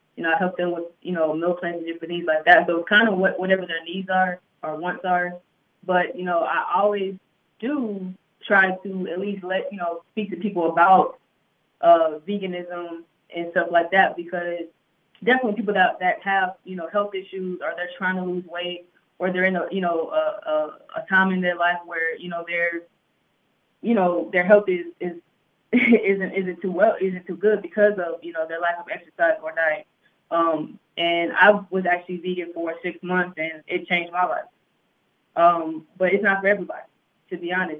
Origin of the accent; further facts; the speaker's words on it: Houston, Texas, United States; moved away as an adult; also born or lived in Greenville, South Carolina; now in Atlanta, United States; I'm originally from Greenville, South Carolina. I grew, I pretty much grew up in Houston.